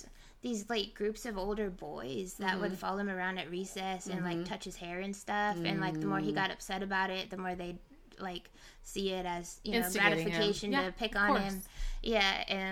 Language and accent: English; United States; moved away as an adult; also born or lived in Argentina; I came back to my hometown, but I'd lived away for 7 years.